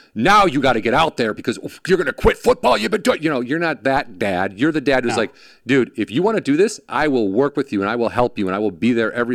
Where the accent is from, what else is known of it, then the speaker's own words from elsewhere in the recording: Illinois, United States; I'm from Illinois.